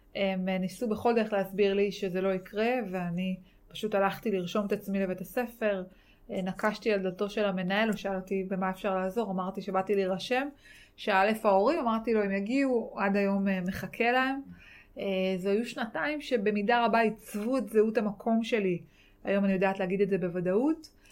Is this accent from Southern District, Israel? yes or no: yes; Yeruham, Southern District, Israel; born or raised there; also born or lived in Dimona